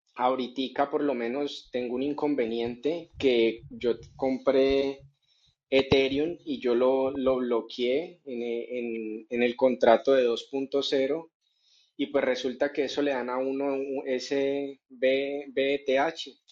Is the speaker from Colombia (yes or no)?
yes; Colombia; aquí en mi país, yo estoy en Colombia